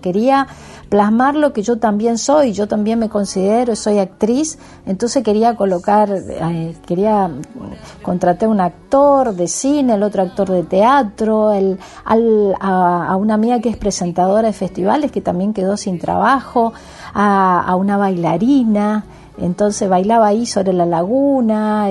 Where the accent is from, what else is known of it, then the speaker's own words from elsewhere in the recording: Guaviraví, Yapeyú, Corrientes, Argentina; yo me crié ahí en Guaviravita, Pedicuaya, Peyú, que son pueblitos de ahí donde es mi abuelo